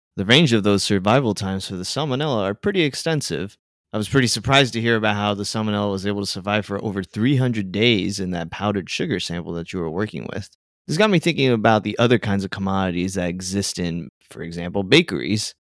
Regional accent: South Florida, United States; moved away; I come from South Florida

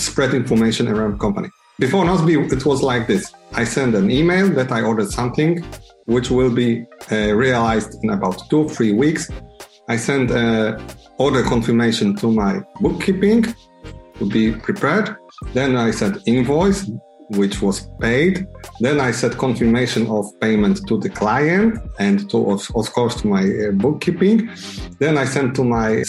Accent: Poland; I'm from Poland.

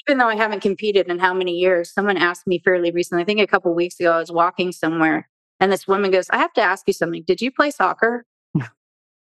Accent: Southern California, United States; Born and raised in Southern California

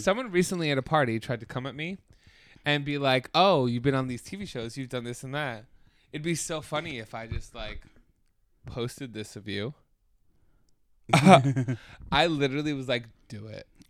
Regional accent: United States; as an American

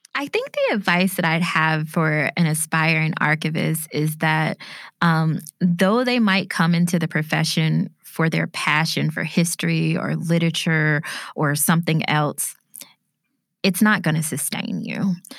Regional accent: Bessemer, Alabama, United States; my hometown of Bessemer, Alabama

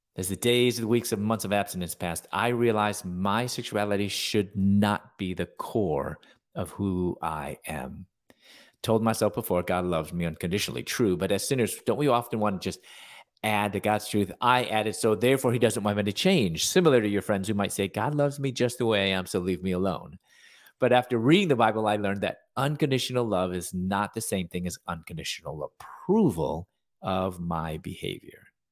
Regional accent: Chicago, Illinois, United States; moved away as an adult; also born or lived in Louisville, Kentucky / Atlanta, Georgia; I'm from Chicago. I w, I was born there.

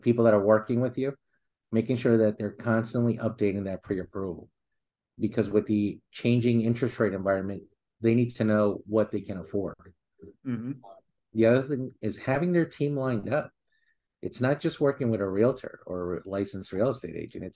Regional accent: New York City, New York, United States; I grew up in Queens

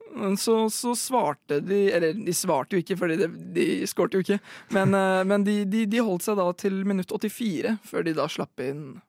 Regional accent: Tønsberg, Vestfold, Norway; i lokalfotballen i Tønsberg, der vi er fra

